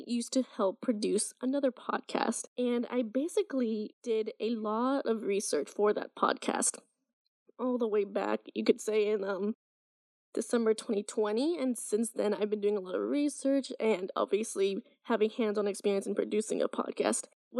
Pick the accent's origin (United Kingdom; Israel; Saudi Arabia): Saudi Arabia; And it's probably due to the fact that I was raised in Saudi and went to international American schools all my life.